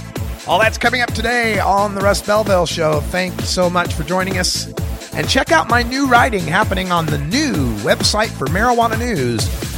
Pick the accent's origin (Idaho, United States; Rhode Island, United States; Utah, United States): Idaho, United States; my home state of Idaho